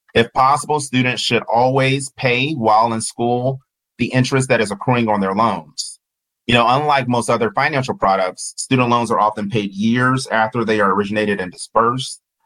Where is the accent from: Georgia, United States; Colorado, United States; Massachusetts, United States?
Georgia, United States; I'm Southern and from Georgia